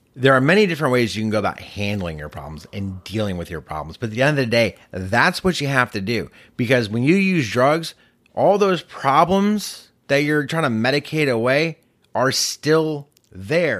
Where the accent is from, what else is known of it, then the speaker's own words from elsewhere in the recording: Massachusetts, United States; moved away; I grew up in Massachusetts